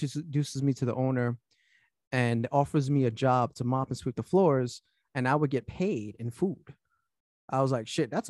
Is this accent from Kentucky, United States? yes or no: no; New York City, New York, United States; also born or lived in Florida; Born and raised in Brooklyn